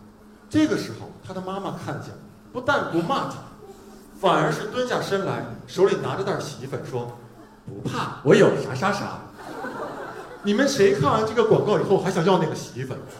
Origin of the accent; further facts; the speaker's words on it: China; 就是我们中国人对死的这个说法挺委婉的，对吧？